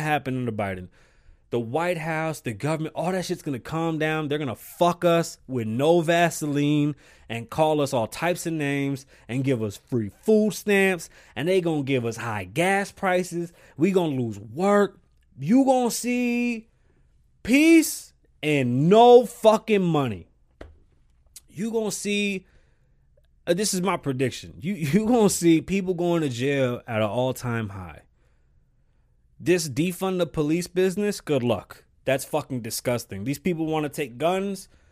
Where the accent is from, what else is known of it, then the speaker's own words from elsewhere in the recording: New York, United States; accent: New York; I'm from New York